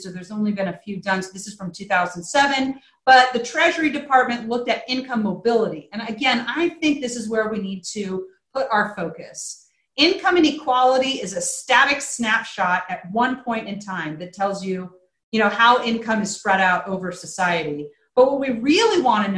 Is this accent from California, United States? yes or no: no; Virginia, United States; I live in Virginia now. I'm from Virginia